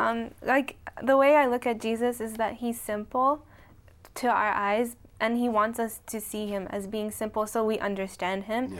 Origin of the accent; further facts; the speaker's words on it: upstate New York, United States; I'm from upstate New York